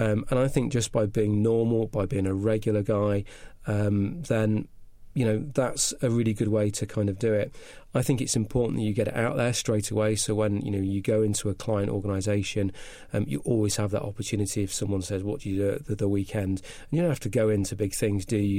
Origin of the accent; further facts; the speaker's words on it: Cheshire, North West England, United Kingdom; accent: slight northern; moved away; also born or lived in Clevedon; I started off life in Cheshire